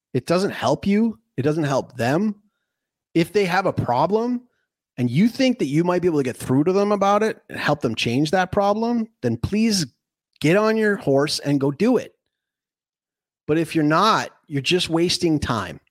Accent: Canada; I'm, I'm Canadian

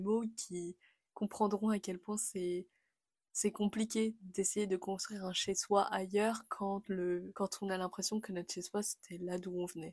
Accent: France; moved away as an adult; now in England, United Kingdom; je me définis vraiment comme française. C'est normal, c'est là où j'ai grandi, c'est là où j'ai vécu, c'est là où je suis née.

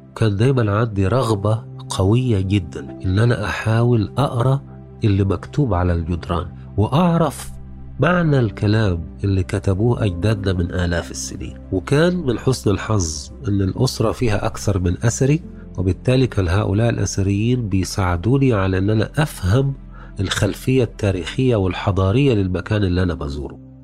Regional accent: Egypt; احنا عندنا في مصر

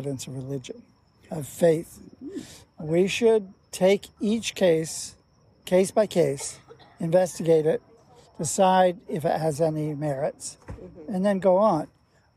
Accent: Illinois, United States; now in Maine, United States; I grew up in Illinois

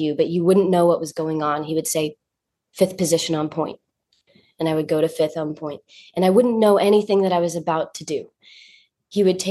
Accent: North Carolina, United States; now in New York, United States; I'm from North Carolina

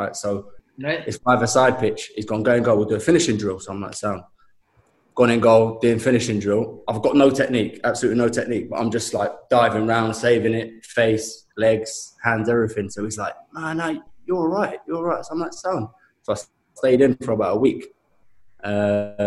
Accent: London, United Kingdom; I'm from Shepherd's Bush, West London

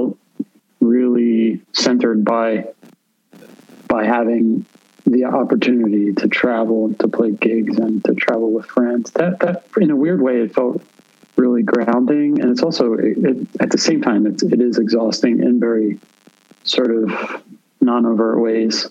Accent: Philadelphia, Pennsylvania, United States; now in New York, United States; I'm from Philadelphia originally

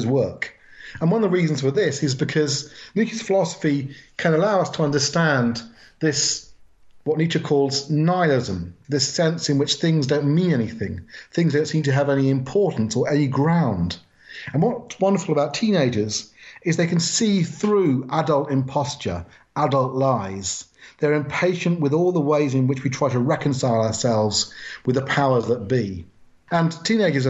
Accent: Wokingham, South East England, United Kingdom; moved away as an adult; also born or lived in Southall, London / Manchester; I spent most of my years growing up in the town of Wokingham. We moved out from London. We moved out from Southall in the west of London

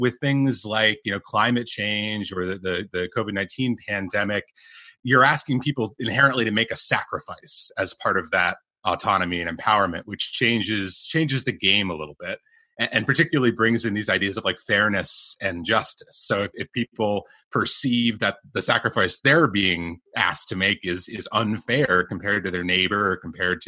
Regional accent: United States; moved away; I'm American. I come from this, you know, land of the free sort of thing

